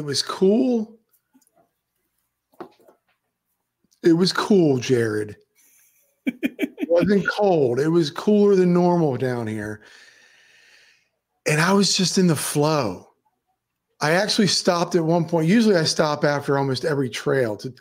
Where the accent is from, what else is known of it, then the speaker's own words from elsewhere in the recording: Maryland, United States; now in Florida, United States; I decided to drive to Maryland where I'm from. I'm actually from Maryland, and my mother, sister, and my whole family's still up there. I'm the only one that left